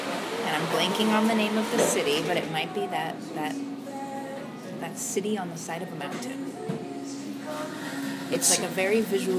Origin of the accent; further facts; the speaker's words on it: United States; I'm an American.